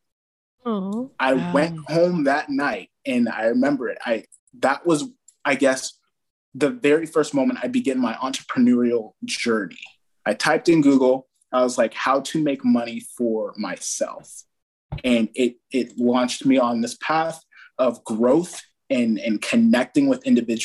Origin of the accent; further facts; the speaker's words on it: Fairfield, California, United States; We had a branch in Fairfield, my hometown